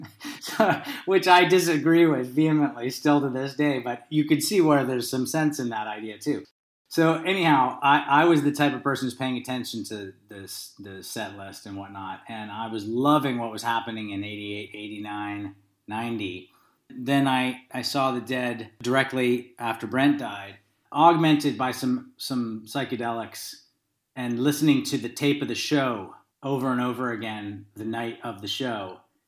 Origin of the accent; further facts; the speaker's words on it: Berkeley, California, United States; I grew up in Berkeley, California, and I had a neighbor across the street.